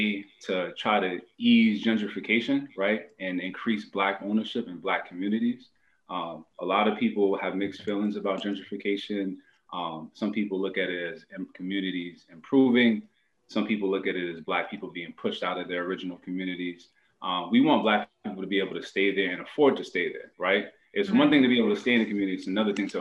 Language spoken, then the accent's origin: English; Boston, Massachusetts, United States; originally born and raised in Boston, Dorchester area